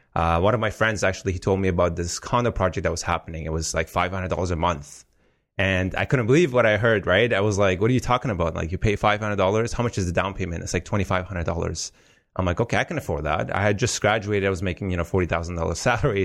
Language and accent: English; Afghanistan; moved away; I come from Afghanistan, as you know, so war-torn country. So your typical immigr-, immigrant story